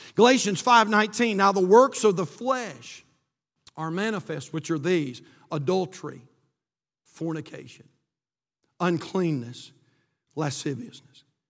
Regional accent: United States; born in this great country

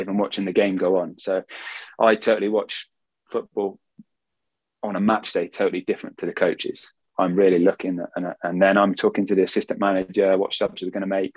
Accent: England, United Kingdom; I'm English, I can speak Swedish

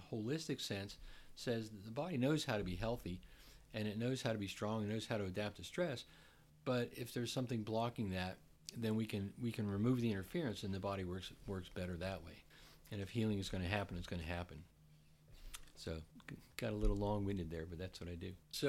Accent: New Jersey, United States; moved away as an adult; now in Philadelphia, United States; I grew up in New Jersey.

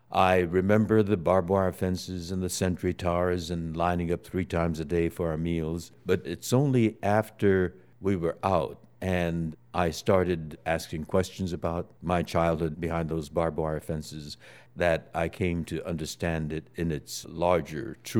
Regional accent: United States; given my unique experience as an American, having been incarcerated in my childhood

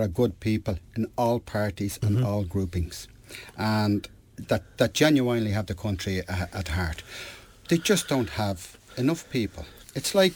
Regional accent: Ireland; I'm Irish. I'm Irish first, European second.

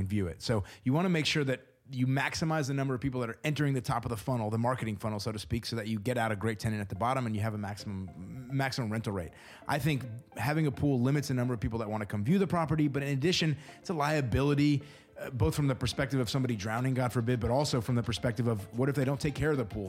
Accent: Houston, Texas, United States; now in Tulsa, United States; I was born in Houston

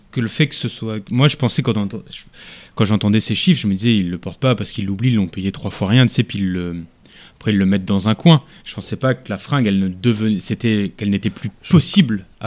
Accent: France; moi, je suis français.

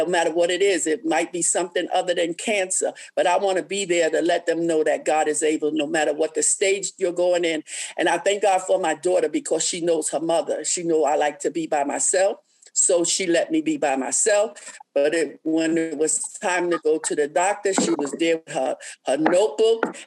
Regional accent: New York, United States; moved away as an adult; also born or lived in Columbia, South Carolina; I live in South Carolina, in Columbia at the time, and I'm from New York

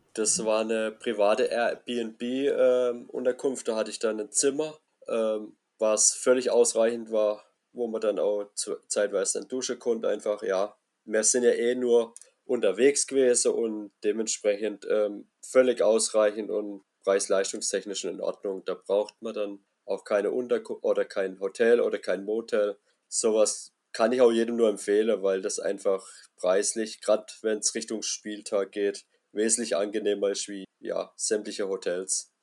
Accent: near Karlsruhe, Baden-Württemberg, Germany; komme aus Baden-Württemberg, aus der Nähe von Karlsruhe

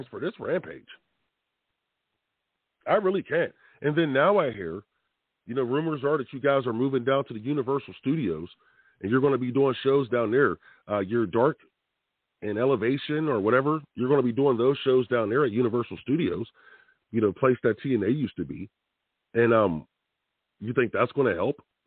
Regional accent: Pittsburgh, Pennsylvania, United States; I'm from Pittsburgh

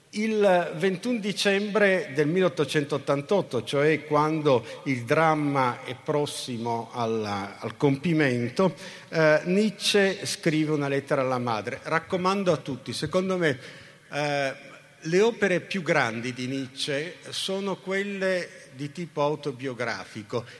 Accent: Turin, Piedmont, Italy; Torino, che è la città dove sono nato, cresciuto e invecchiato

